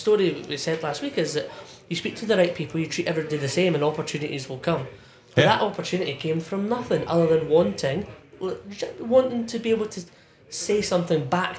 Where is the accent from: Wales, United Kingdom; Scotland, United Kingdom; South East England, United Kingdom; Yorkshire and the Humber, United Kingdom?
Scotland, United Kingdom; It's just being like a Scotsman or whatever it is. It's like we're 4 Scottish guys in here.